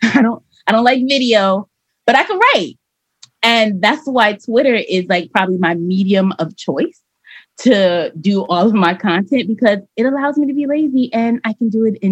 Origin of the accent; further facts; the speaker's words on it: Miami, Florida, United States; Miami, Florida, baby. I am a Miami 305 city girl, Haitian American.